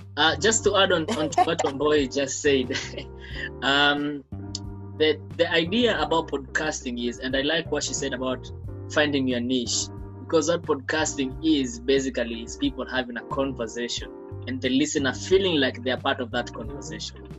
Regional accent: Kenya

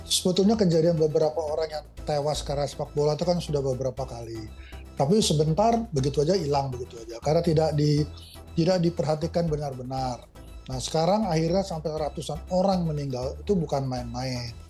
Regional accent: West Java, Indonesia; Saya juga orang Sunda, nggak pernah ngurus Persib gitu loh Mbak.

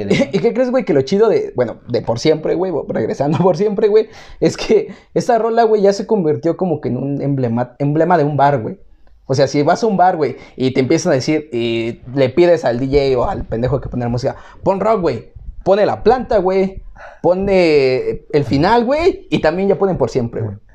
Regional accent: Mexico; Como buenos mexicanos

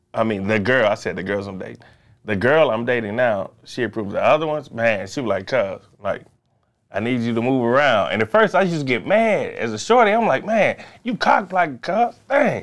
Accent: Chicago, Illinois, United States; born or raised there

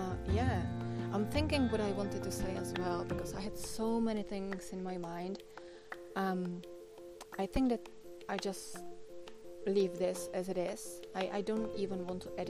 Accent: Czechia; first language Czech; English is a second language; my native language, which is Czech

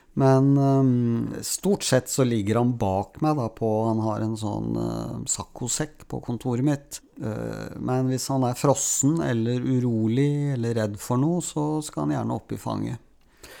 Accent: Oslo, Norway; Erik Fossnes Hansen, Jan Kjærstad og jeg vokste jo opp alle sammen på Grorud

